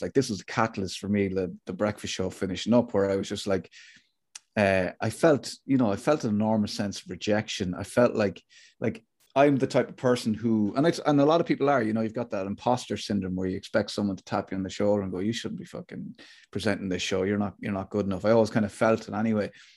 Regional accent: Athlone, Leinster, Ireland; I grew up in Athlone

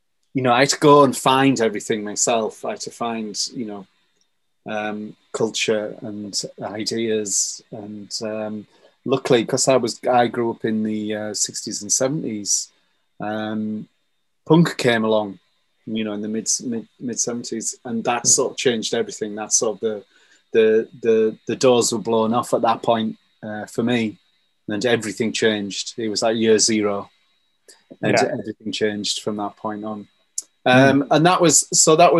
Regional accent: Billingham, North East England, United Kingdom; The northeast of England, a place called Billingham

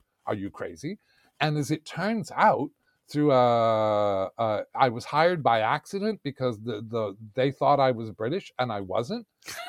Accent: New York, United States; moved away as an adult; also born or lived in Vienna / Canary Islands / Beirut; now in United Kingdom; I grew up in New York in 1973.

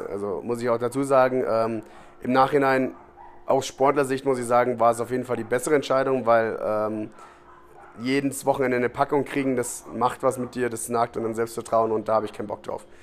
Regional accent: Munich, Bavaria, Germany; Du aus Venedig kommst, ich komme aus München.

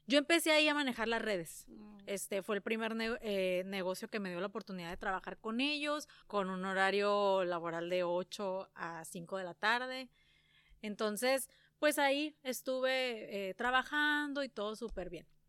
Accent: San Luis Río Colorado, Sonora, Mexico; yo soy de aquí de San Luis Río Colorado, este, arriba Sonora.

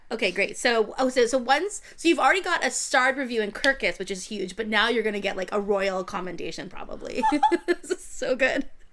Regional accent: United States; Being an American

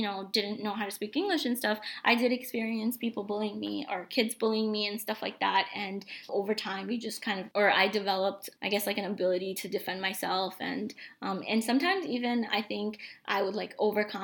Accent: New York City, New York, United States; first language Bengali; English is a second language; also born or lived in Bangladesh; I've spent my whole life here, you know, growing up in New York City

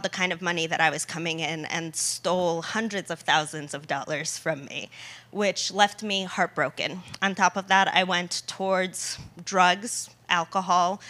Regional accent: United States; also born or lived in Poland; I was born in Poland. I came to America when I was 3 years old.

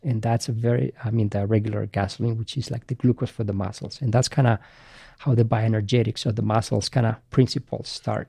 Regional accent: Basque Country, Spain; English is a second language; moved away as an adult; also born or lived in Madrid; now in United States; I grew up in Spain and I played for Real Madrid at the academy for six years.

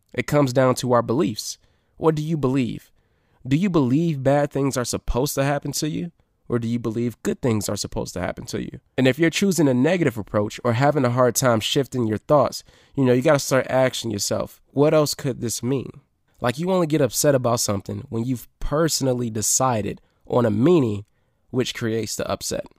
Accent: Detroit, Michigan, United States; here in Detroit, my hometown, my city

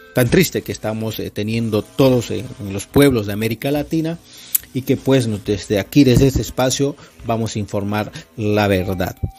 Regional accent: Bolivia; somos bolivianos

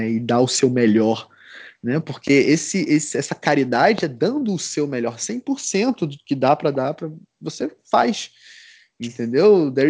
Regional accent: Recife, Pernambuco, Brazil; now in Curitiba, Brazil; Eu, pô, eu vim de, de Recife, né? Recife é, só tem dois climas, né? E aqui é muito bem definido, né? Curitiba

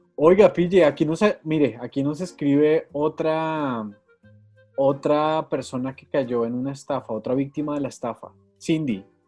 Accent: Bogotá, Colombia; uno es rolo

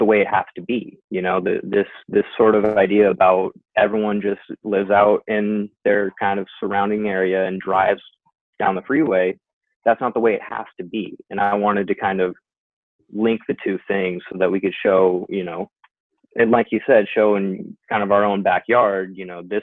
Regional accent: San Diego, California, United States; also born or lived in Long Beach / Santa Barbara; I was born and raised here in North County.

